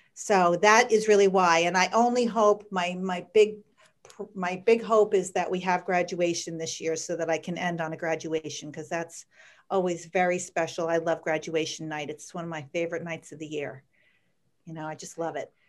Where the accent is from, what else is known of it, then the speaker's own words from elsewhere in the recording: Bethlehem, Pennsylvania, United States; And I grew up in Bethlehem, and I went to Freedom High School